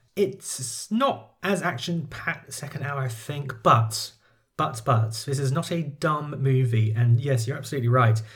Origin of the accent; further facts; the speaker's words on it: United Kingdom; I'm a Brit